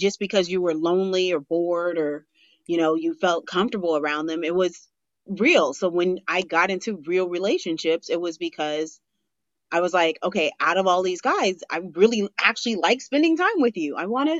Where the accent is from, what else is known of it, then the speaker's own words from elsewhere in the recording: Los Angeles, California, United States; I'm actually from LA.